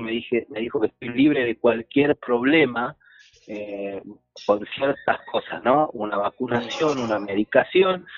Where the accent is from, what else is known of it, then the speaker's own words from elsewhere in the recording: Argentina; somos argentinos